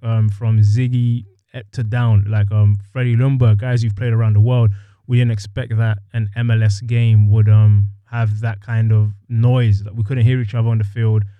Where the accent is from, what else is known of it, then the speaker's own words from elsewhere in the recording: London, United Kingdom; moved away as an adult; also born or lived in Ohio; now in Seattle, United States; I grew up in London, playing over there